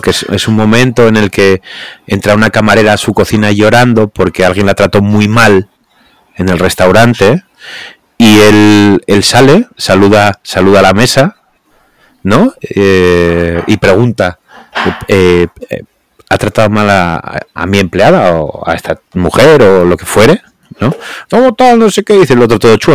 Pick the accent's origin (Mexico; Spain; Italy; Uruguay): Spain; Asturias; somos asturianos